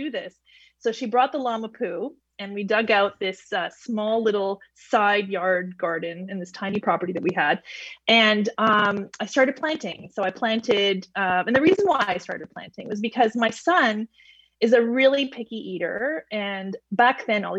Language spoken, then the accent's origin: English; Toronto, Ontario, Canada; moved away as an adult; I come from Toronto